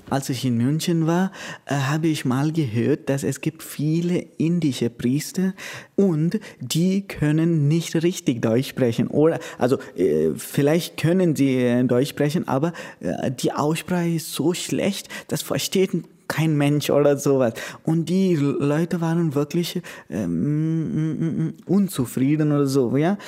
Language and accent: German; Goa, India; German is a second language; moved away as an adult; now in Königsbrunn, Germany; ich komme aus Goa, äh, das heißt aus Indien